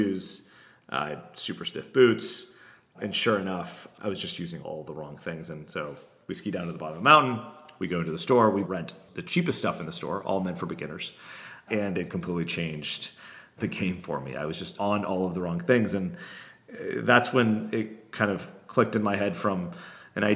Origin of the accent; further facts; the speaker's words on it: Florida, United States; I'm from Florida